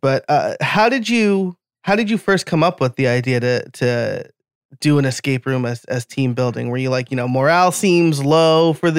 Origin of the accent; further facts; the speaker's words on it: Middletown, New York, United States; now in Pennsylvania, United States; I'm from New York originally